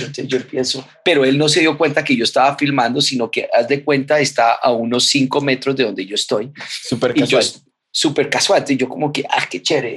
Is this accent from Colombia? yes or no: yes; Colombia; Nosotros aquí en Colombia